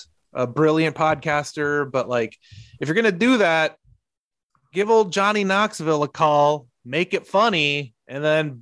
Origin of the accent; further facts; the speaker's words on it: El Salvador; moved away; I'm from El Salvador